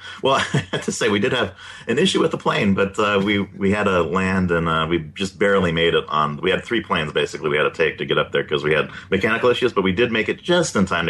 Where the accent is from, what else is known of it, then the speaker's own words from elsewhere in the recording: Southern California, United States; also born or lived in San Diego; Growing up in Southern California, we have Disneyland and things.